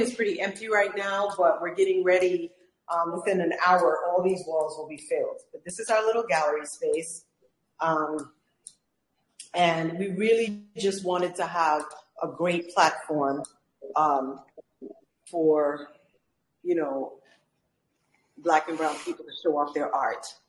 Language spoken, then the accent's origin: English; New York, United States; now in Atlanta, United States; I'm from New York. I was born in New York, um, Caribbean and South American heritage